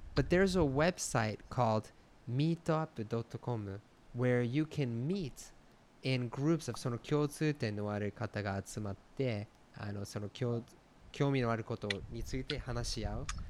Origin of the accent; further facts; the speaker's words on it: United States; moved away; 僕 は そ の ま あ、 ア メ リ カ 出 身